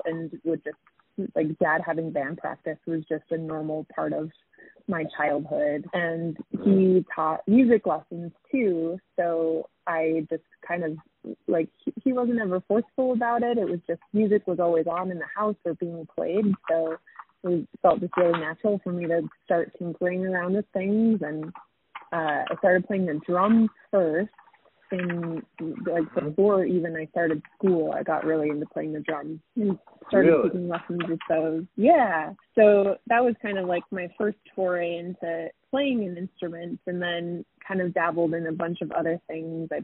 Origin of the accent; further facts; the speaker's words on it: Ogden, Utah, United States; moved away as an adult; now in Salt Lake City, United States; I am from Ogden, Utah, but I currently reside in Salt Lake City